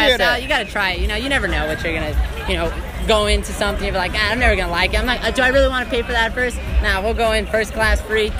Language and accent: English; Texas, United States; I came from Texas, and it was one of those things.